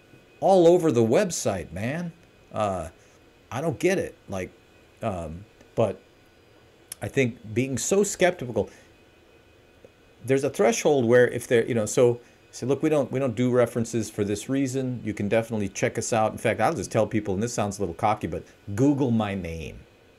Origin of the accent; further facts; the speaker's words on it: Milwaukee, Wisconsin, United States; I'm like from Milwaukee. It's my Milwaukee voice.